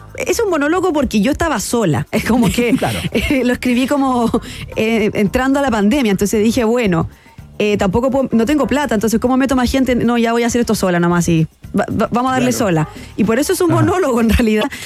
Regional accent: Concepción, Biobío, Chile; yo soy de Conce y bueno, todo parte que yo fui una niña de colegios particulares subvencionados. Eh, muy arribistas en Concepción.

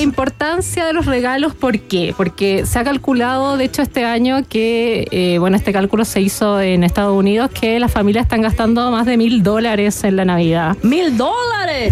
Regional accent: Antofagasta, Chile; yo nací, nací en Antofagasta

